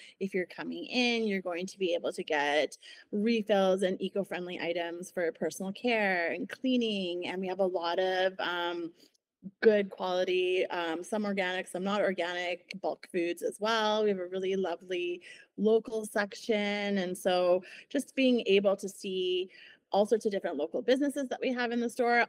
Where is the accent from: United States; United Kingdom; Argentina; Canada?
Canada; Ontario; moved away as an adult; now in Kelowna, Canada; I came from Ontario, and I did my master's here focusing on sustainability.